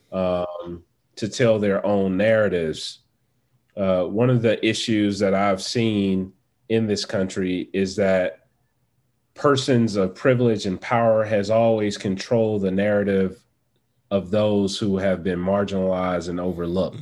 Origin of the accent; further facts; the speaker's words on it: Atlanta, Georgia, United States; I am traditionally from Atlanta, Georgia, where I currently reside.